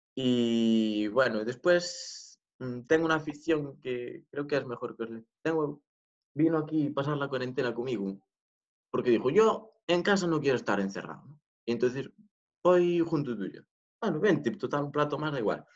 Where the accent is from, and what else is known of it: Galicia, Spain; Spanish is a second language